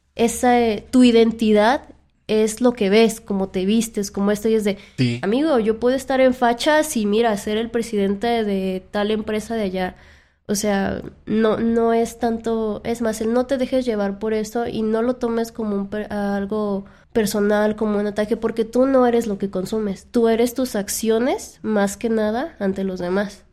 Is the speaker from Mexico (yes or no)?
yes; Mexico; en nuestra cultura, al menos como mexicanos